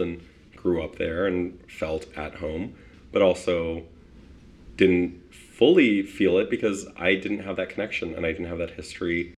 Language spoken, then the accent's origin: English; Winnipeg, Manitoba, Canada; also born or lived in Poland; I was born in Poland in 1985 and then came to Winnipeg in 1987